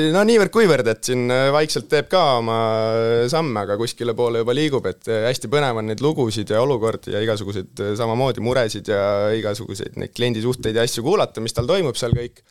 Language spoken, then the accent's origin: Estonian; Tallinn, Harju County, Estonia; olen tudeng, tulen Tallinnast